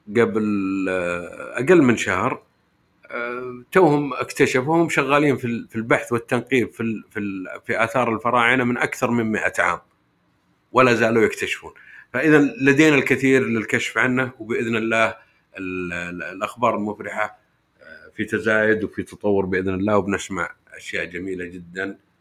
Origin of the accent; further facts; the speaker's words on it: Saudi Arabia; عندنا في السعوديه